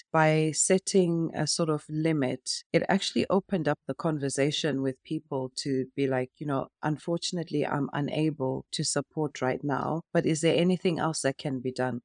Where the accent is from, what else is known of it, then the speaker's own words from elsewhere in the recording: Zimbabwe; now in United Kingdom; growing up in Africa and in Zimbabwe